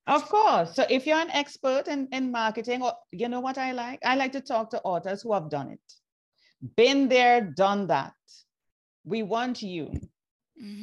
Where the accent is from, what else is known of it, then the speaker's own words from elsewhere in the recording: Trinidad & Tobago; moved away as an adult; also born or lived in Jamaica; I was born in Trinidad and Tobago. Then I migrated